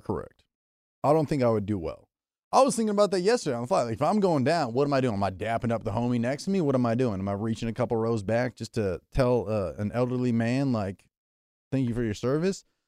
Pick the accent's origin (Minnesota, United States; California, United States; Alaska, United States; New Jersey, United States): California, United States; I grew up in California my whole life.